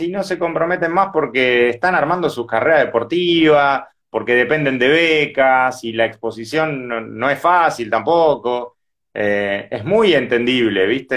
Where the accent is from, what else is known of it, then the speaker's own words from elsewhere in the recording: Avellaneda, Buenos Aires Province, Argentina; yo ni siquiera vivo cerca, yo soy de Avellaneda